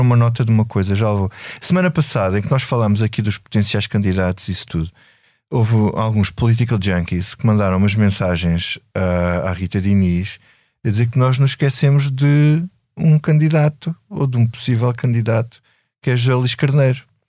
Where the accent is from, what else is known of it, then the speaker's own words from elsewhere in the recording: Grândola, Alentejo, Portugal; sou, sou do Alentejo, sou de Grândola e sou de uma terra revolucionária